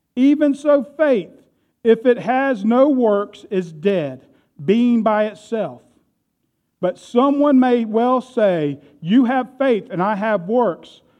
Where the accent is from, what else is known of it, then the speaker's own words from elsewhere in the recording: United States; I am proud to be an American